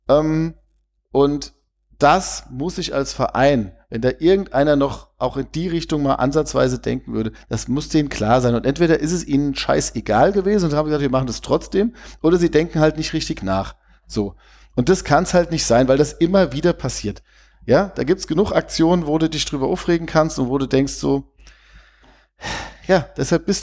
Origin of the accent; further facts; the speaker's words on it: Vienna, Austria; ich komme ja aus Wien und bin auch früher auf den Halberg gegangen